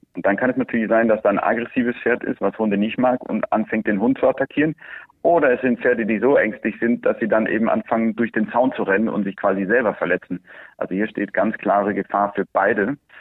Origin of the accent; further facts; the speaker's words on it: Andalusia, Spain; Wir sind hier auf der Ranch in Andalusien aufgewachsen